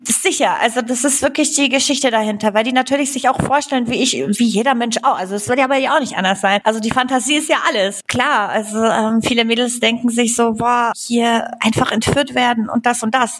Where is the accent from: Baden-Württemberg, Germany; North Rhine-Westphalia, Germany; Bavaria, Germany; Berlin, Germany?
Bavaria, Germany; also born or lived in Upper Silesia, Poland / Traunstein / Chiemsee; Also ich bin tatsächlich in Oberschlesien geboren und ich war vier Jahre alt, als wir nach Deutschland gekommen sind. Und meine Eltern sind dann hierher gezogen, also auch direkt nach Bayern.